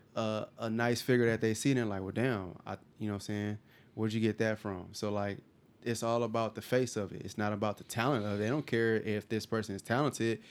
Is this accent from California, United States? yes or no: yes; California, United States; now in Houston, United States; I'm from Cali